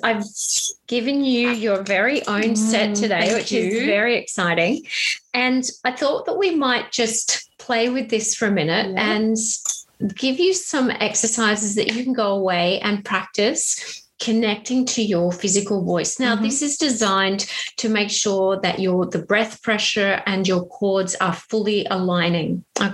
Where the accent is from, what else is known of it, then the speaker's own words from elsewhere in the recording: Ararat, Victoria, Australia; I'm from Ararat, Victoria, so I know strong country women